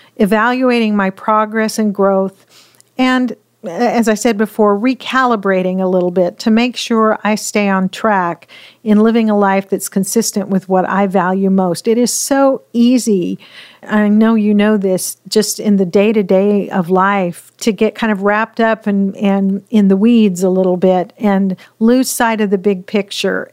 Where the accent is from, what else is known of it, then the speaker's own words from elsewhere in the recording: Pacific Northwest, United States; I grew up in the Pacific Northwest